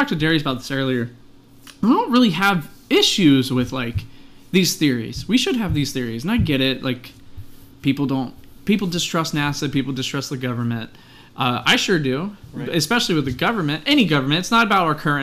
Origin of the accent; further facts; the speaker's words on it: United States; we're American